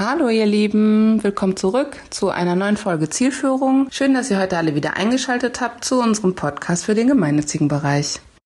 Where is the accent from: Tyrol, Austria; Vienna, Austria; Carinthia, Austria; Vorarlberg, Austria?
Carinthia, Austria; Ich bin Kärntner